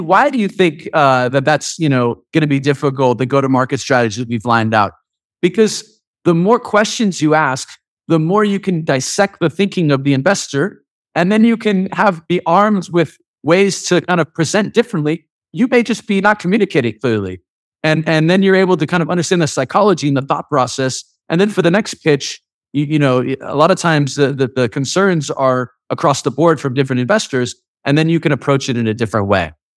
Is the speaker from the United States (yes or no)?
yes; United States; being an American